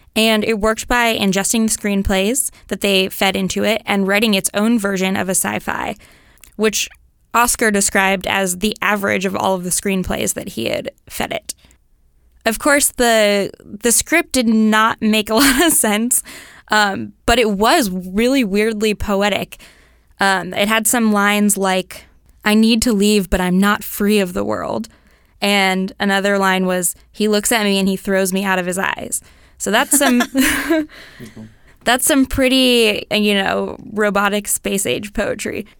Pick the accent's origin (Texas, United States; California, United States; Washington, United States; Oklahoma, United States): California, United States; Mill Valley; I grew up in Mill Valley